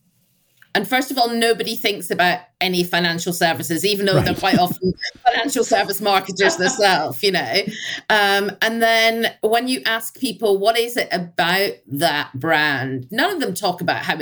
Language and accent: English; Scotland, United Kingdom; I'm Scottish